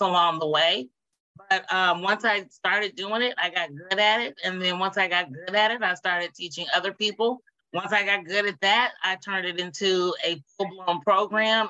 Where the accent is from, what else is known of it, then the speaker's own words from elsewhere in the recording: Indianapolis, Indiana, United States; moved away as an adult; now in Dayton, United States; I am from Indianapolis, Indiana